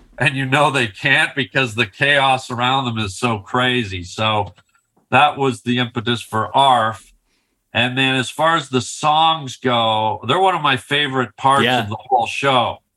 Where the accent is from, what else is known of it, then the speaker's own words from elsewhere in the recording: Canada; I'm from Canada